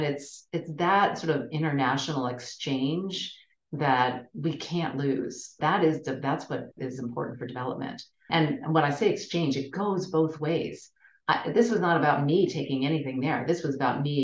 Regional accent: United States; especially an American woman

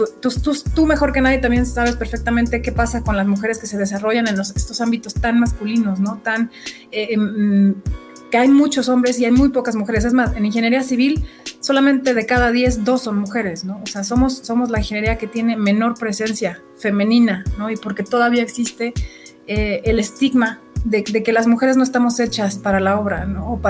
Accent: Sonora, Mexico; born there; also born or lived in Guadalajara; estudio en Guadalajara soy, nací en Sonora, pero pues Guadalajara se convirtió en mi ciudad putativa desde hace muchos, muchos, muchos años y me encanta y la sigo amando.

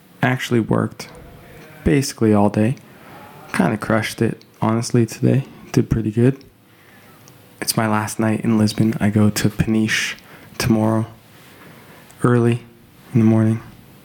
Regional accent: Calgary, Alberta, Canada; moved away; I will also be in my hometown of Calgary

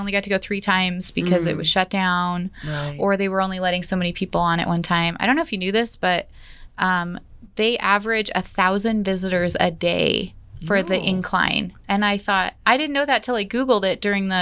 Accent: Denver, Colorado, United States; born or raised there; moved away as an adult; now in Colorado Springs, United States

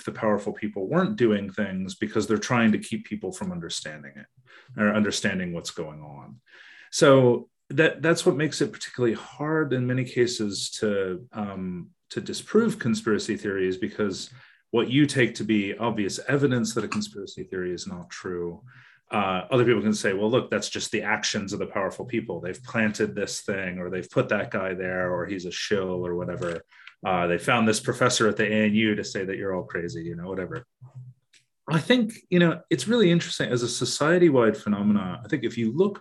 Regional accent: United States; moved away as an adult; now in Australia; I'm originally American

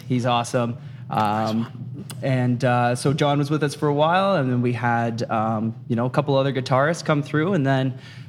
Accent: Cambridge, East of England, United Kingdom; now in Kitchener, Canada; I play bass, and I do backup vocals, and I'm from Cambridge.

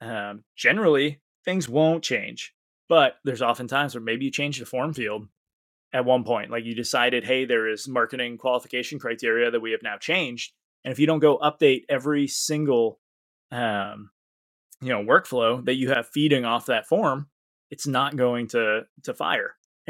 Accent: Maine, United States; I could forget the E because I'm from Maine, right?

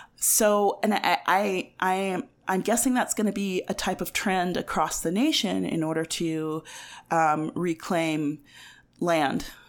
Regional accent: Ames, Iowa, United States; now in Albuquerque, United States; I was born in Ames, Iowa, which is in the center of the state of Iowa.

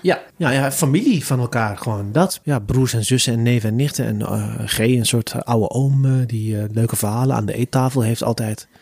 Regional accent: Zutphen, Gelderland, Netherlands; kwam erachter dat ik uit Zutphen kwam

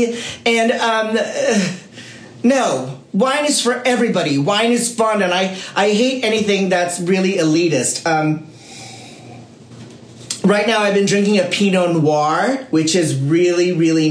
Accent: Philippines; I'm Filipino

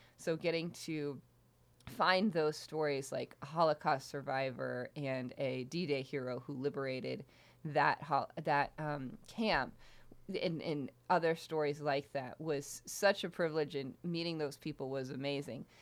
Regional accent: Houston, Texas, United States; moved away as an adult; also born or lived in Michigan; I'm from Houston, Texas

